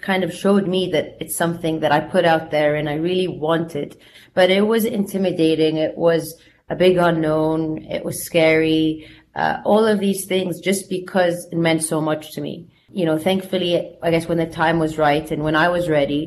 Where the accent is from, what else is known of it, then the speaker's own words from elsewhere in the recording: Jeddah, Makkah Province, Saudi Arabia; moved away as an adult; also born or lived in United States; I grew up in Saudi, in Jeddah, where I am today here speaking to you.